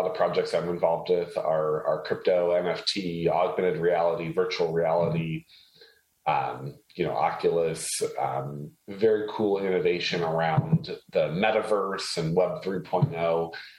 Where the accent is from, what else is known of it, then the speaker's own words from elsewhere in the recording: Haiti; So I was actually born and raised in a third world country. I was born and raised in Haiti.